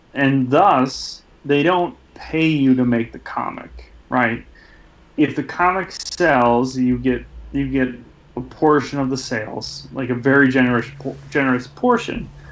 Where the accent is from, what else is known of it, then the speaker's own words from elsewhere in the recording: Michigan, United States; the same hometown I'm from